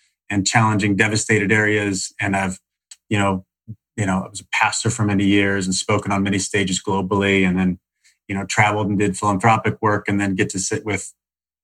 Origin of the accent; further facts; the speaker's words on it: Salem, Illinois, United States; now in Los Angeles, United States; I grew up in Salem, Illinois. Middle of nowhere, hour and a half east of St. Louis.